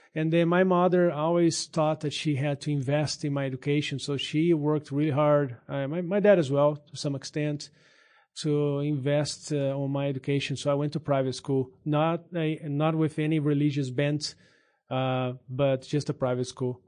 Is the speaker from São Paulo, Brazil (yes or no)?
yes; São Paulo, Brazil; English is a second language; moved away as an adult; also born or lived in Minas Gerais, Brazil; now in United States; I am originally from Brazil. Grew up there in San, the state of São Paulo.